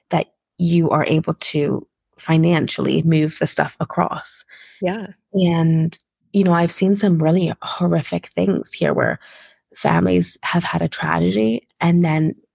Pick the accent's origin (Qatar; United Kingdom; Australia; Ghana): Qatar; I grew up in Qatar. A lot of my my the ways that I kind of live my life now are very um I think Qatar had a lot of influence on me